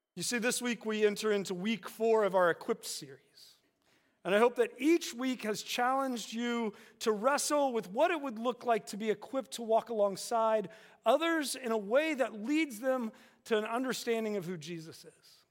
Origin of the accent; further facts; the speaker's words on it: West Virginia, United States; growing up in West Virginia